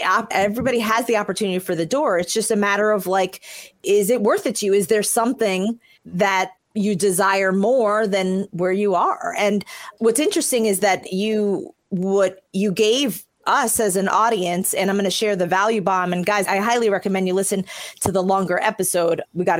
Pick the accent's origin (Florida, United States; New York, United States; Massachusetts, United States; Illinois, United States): New York, United States; New York City; born there; I was born in New York City and in the Bronx